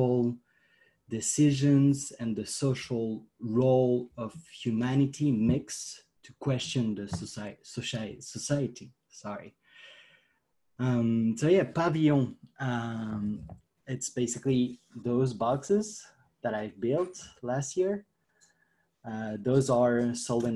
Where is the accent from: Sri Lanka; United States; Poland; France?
France; I'm from France